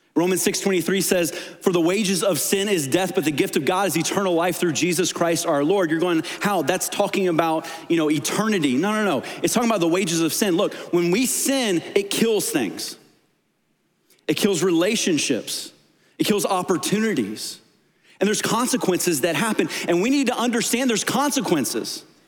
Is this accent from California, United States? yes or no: no; Tennessee, United States; I was born in Tennessee